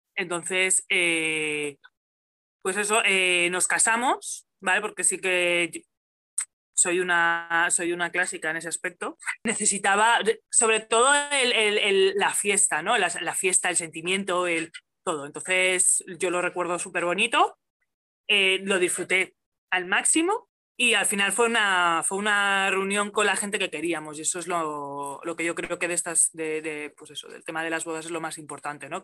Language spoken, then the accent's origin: Spanish; Valencian Community, Spain; moved away as an adult; now in El Molar, Spain; soy, soy valenciana, sí, de la Terreta